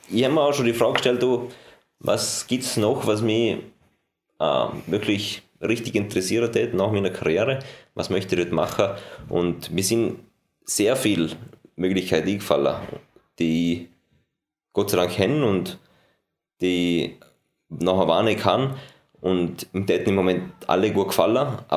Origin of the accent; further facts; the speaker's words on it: Lech, Vorarlberg, Austria; Äh, was jetzt Sponsoren betrifft, ist äh, Lechthürs, mein Heimatort, für den, auf den ich brutal stolz bin.